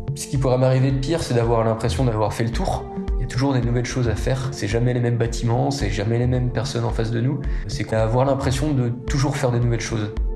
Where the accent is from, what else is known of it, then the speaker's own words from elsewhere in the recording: Les Épesses, Pays de la Loire, France; je suis né en Vendée, dans le bocage vendéen. J'ai grandi aux Épaisses, juste à côté du Puy du Fou